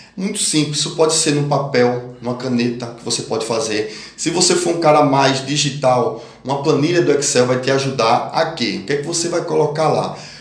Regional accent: Brazil; also born or lived in Pernambuco / Norway

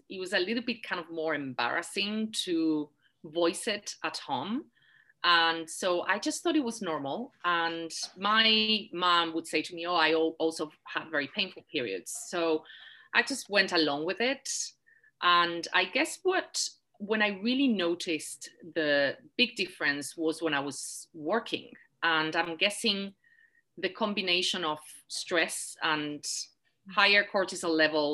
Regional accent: Spain; also born or lived in London, United Kingdom; now in New York City, United States; I am originally from Spain. That's where I grew up and my family's there.

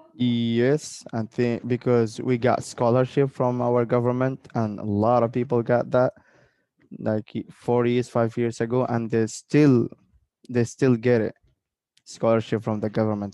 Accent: Oman; when they ask me where are you from, I told I told them like I'm from Oman

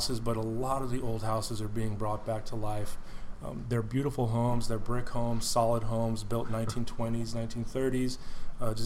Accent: Houston, Texas, United States; I was born and raised in Houston

